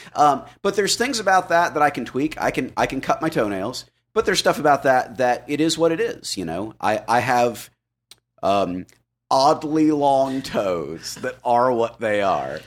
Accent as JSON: {"language": "English", "region": "Florida", "country": "United States", "tie": "born or raised there", "said": "I grew up in Florida"}